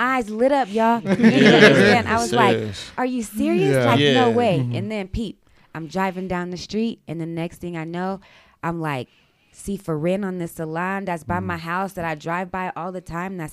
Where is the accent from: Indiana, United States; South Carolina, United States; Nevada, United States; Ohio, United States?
Nevada, United States; Hawthorne; also born or lived in Oakland, California; now in Reno, United States; I was born in Oakland, however, I was raised out here in Nevada. Mm-hmm. I grew up in Hawthorne, and I moved to Reno.